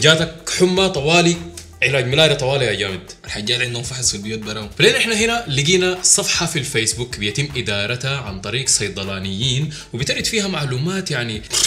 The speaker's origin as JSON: {"language": "Arabic", "country": "Sudan", "said": "نحن ناس سودانيين"}